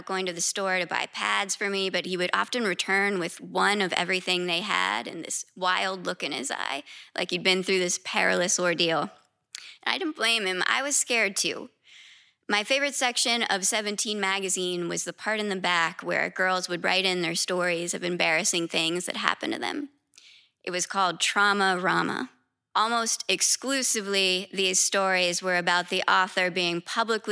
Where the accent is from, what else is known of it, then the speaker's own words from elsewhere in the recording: West Virginia and Southern Ohio, United States; now in New York City, United States; I'm originally from West Virginia and Southern Ohio